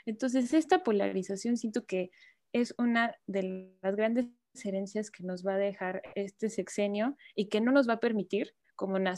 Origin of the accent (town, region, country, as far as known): Mexico